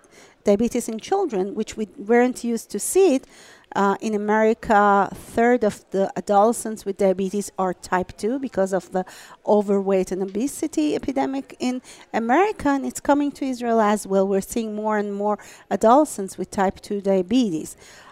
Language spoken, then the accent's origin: English; Iran; moved away as an adult